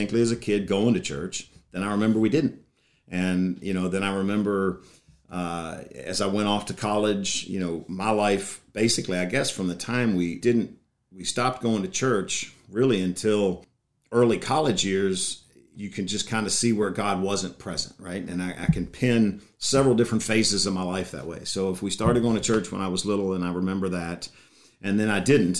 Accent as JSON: {"language": "English", "town": "Bridgewater", "region": "Virginia", "country": "United States", "tie": "born or raised there", "said": "I grew up in this area, went to Turner Ashby High School, Bridgewater Elementary School, been in the Shenandoah Valley forever"}